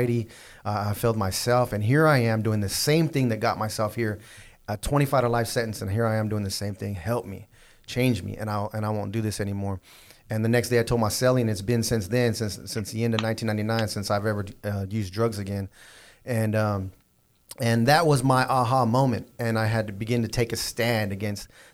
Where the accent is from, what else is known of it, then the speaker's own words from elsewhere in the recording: Southern California, United States; I was from Southern California